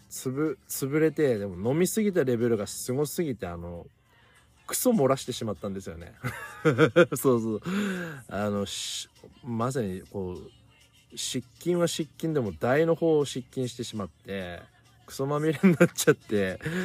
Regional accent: Miyagi, Japan; accent: namatteru (regional accent); 俺らの地元って山形県境に近いようなとこ

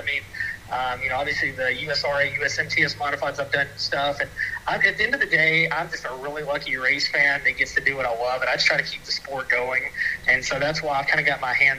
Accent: Memphis, Tennessee, United States; growing up in the Memphis area

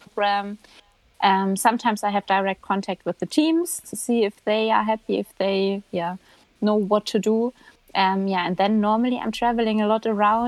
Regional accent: Germany; moved away; I'm from Germany.

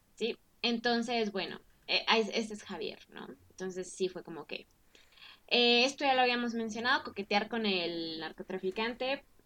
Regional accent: Mexico; yo soy mexicana y he vivido toda mi vida en México

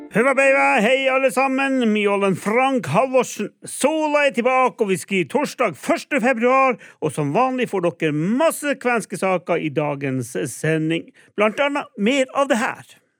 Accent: Alta, Finnmark, Norway; jeg som altaværing

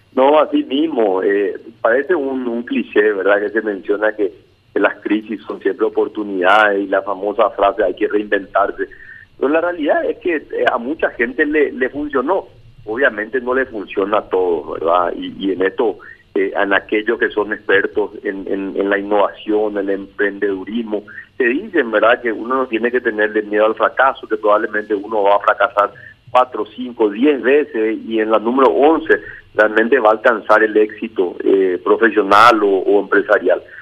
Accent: Paraguay

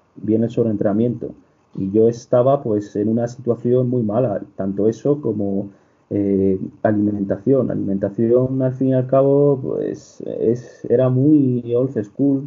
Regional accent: Castile and León, Spain; also born or lived in Salamanca; yo vengo de un pobrecillo de apenas 100 personas de la comarca de Ávila

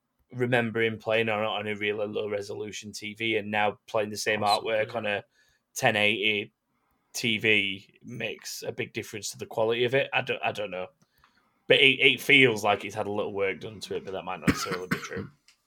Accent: England, United Kingdom; we're English and not French.

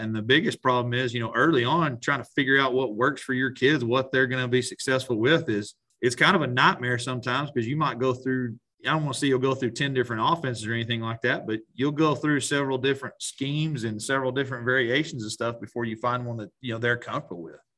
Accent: Strawn, Texas, United States; I grew up in Strawn, Texas

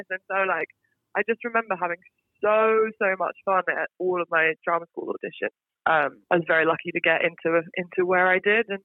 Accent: Singapore; Well, I, so I am British, but I grew up in Singapore. Oh, so wow. I was born and raised in Singapore. I lived there for 18 years, so literally till I went to uni

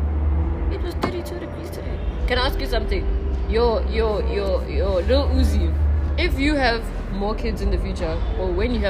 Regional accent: South Africa; It doesn't affect us as South Africans.

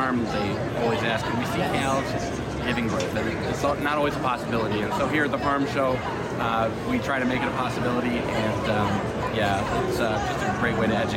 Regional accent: Juniata County, central Pennsylvania, United States; I'm from Juniata County, which is in central Pennsylvania here.

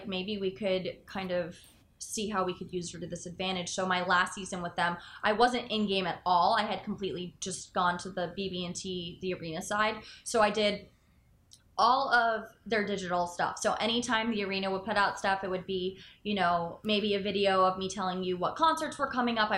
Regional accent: Parkland, Florida, United States; I went to Douglas. I'm from Parkland

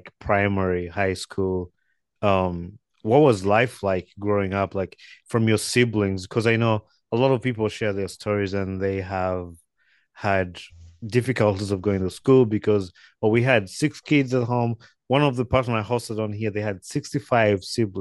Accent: Wakiso, Central Region, Uganda; I'm from Uganda too. I'm from Wakiso. So that's where I was born and raised.

